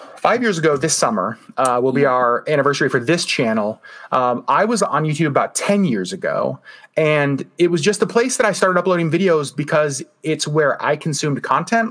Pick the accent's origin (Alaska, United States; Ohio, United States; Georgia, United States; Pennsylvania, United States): Alaska, United States; growing up in Alaska, you know, we don't have theme parks.